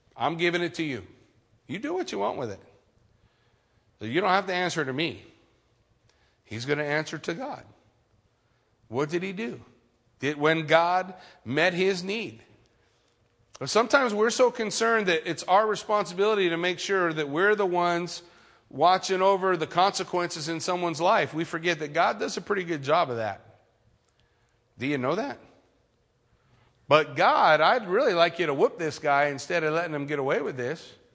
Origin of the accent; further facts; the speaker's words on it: California, United States; I grew up in California my whole life